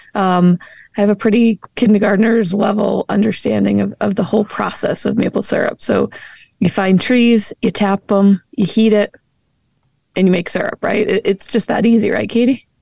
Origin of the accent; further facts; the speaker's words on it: New England, United States; moved away; I grew up in New England